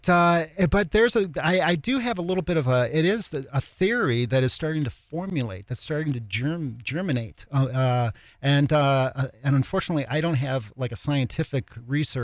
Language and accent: English; Chicago, Illinois, United States; I'm from Chicago, I actually grew up on the south side of Chicago